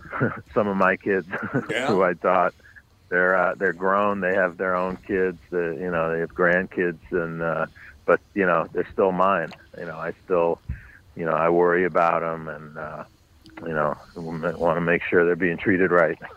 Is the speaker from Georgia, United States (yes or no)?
no; New York City, New York, United States; I grew up on the Upper West Side, um, but north of 96th Street